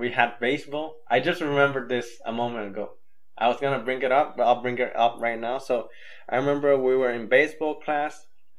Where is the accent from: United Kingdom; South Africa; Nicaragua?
Nicaragua; also born or lived in Honduras / Guatemala; I grew up in Nicaragua, but I wouldn't say, if they want to know the specifics, I'll say, "Yeah, I grew up 3 years in Honduras, 3 years in Guatemala, and 11 years."